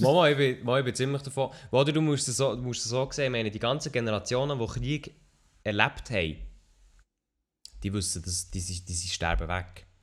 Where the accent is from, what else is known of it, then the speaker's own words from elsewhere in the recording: Switzerland; Ich bin Schweizer Podcaster, Streamer